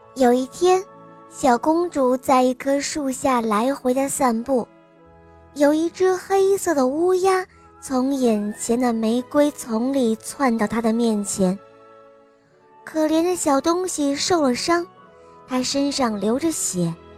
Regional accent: Nanchang, Jiangxi, China; 我今年五岁了，我来自江西南昌。

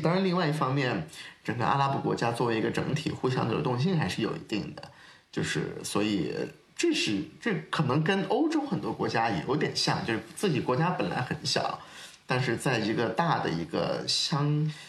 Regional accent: China; 我们中国人

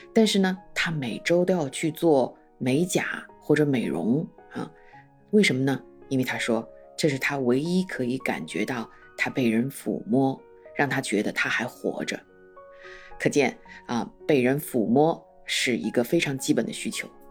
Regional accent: China; 我们中国人

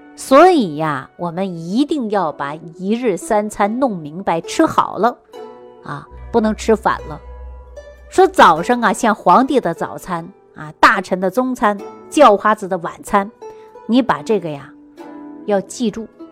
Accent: Sichuan, China; 我们四川人喜欢吃泡菜

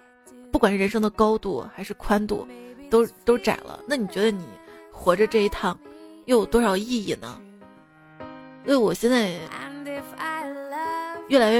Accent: Guangxi, China; 然后你们广西人怎么说？我们广西人说是螺蛳粉，精髓。

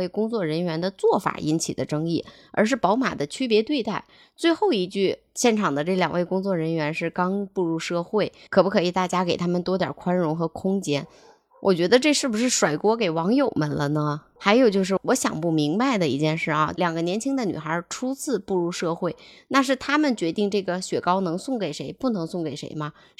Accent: China; 不止我们中国人可以看到了

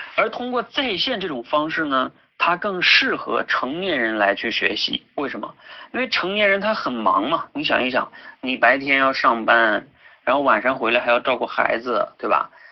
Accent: Jilin, China; 我自己呢就是出生在东北吉林，然后呢大学学的是石油工程，毕业之后呢在油田工作了半年

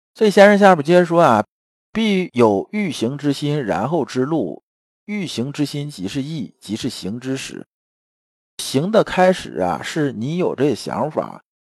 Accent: China; 因为我们中国人其实讲话一直也都这样子啊

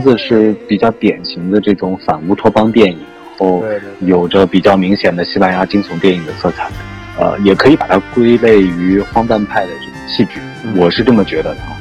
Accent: China; 我来自中国

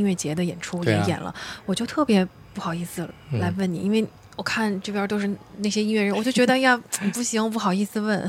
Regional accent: Yangzhou, Jiangsu, China; 那我是江苏扬州人，所以我就用家乡话把它念出来

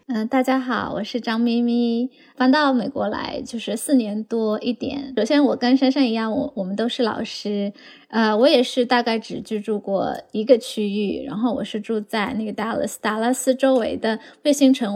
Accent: Chengdu, Sichuan, China; now in Dallas, United States; 我是从成都来了，呃，我是从成都嗯。来的嘛

